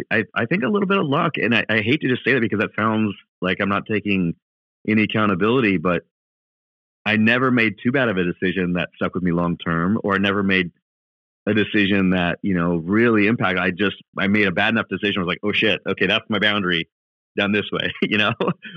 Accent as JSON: {"language": "English", "town": "Milwaukee", "region": "Wisconsin", "country": "United States", "tie": "born or raised there", "also_born_or_lived": "Walla Walla, Washington", "said": "In Milwaukee."}